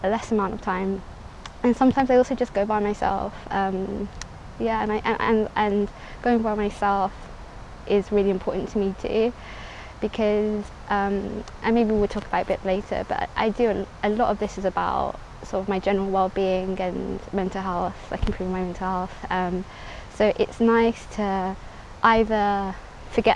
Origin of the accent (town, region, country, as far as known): London, United Kingdom; born or raised there; also born or lived in Somaliland